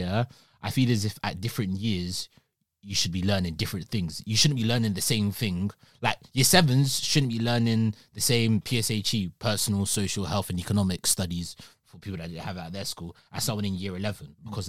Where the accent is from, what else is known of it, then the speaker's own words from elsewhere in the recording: Nigeria; Same way sometimes being Nigerian was a bit of a cuss.